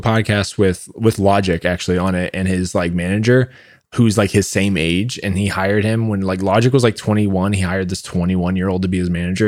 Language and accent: English; Orlando, Florida, United States; now in Austin, United States; I'm from Orlando and I'm still in a bunch of Facebook groups from there